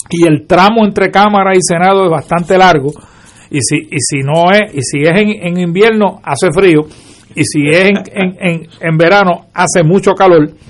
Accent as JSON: {"language": "Spanish", "country": "Puerto Rico", "said": "yo soy fulano de tal, vengo de Puerto Rico"}